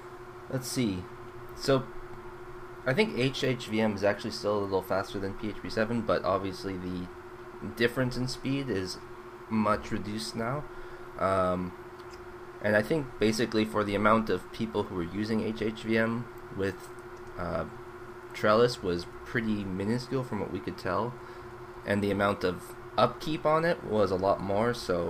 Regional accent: Canada; Well, I'm still Canadian.

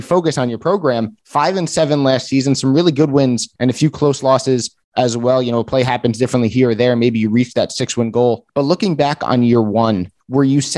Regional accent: New Jersey, United States; I'm obviously from New Jersey

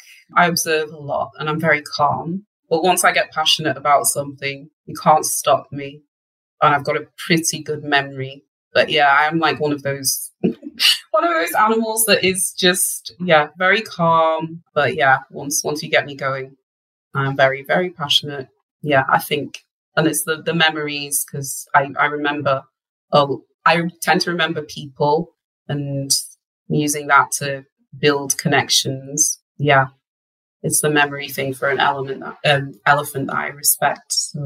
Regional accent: Wales, United Kingdom; where I grew up in North Wales, actually.

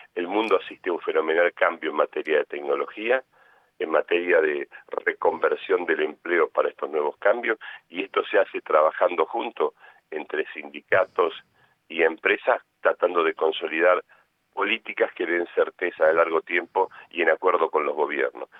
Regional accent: Argentina; Somos todos argentinos

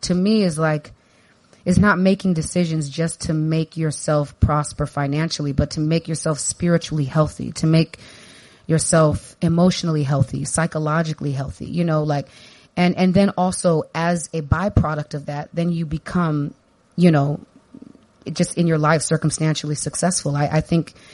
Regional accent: San Diego, California, United States; I grew up in Southeast San Diego

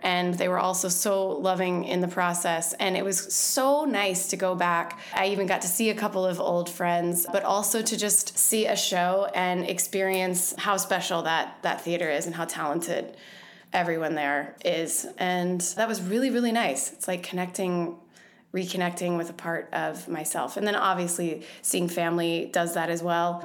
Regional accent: Louisville, Kentucky, United States; moved away; I went home to my hometown, Louisville, Kentucky

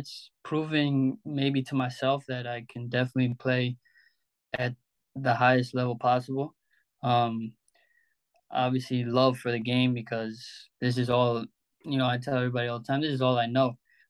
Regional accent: Albertson, New York, United States; playing alongside some really good players I grew up with in Albertson and all that stuff

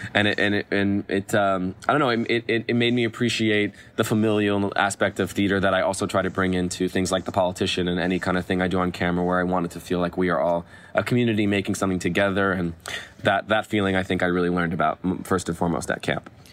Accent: Los Angeles, California, United States; I grew up here in Los Angeles, uh, in Westwood

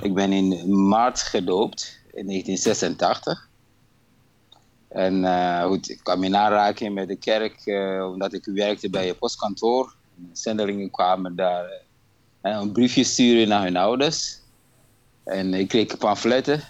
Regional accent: Ghana; moved away as an adult; now in Breda, Netherlands; Ik ben eigenlijk geboren in Ghana. En eh, naar Nederland toe gekomen in 1992.

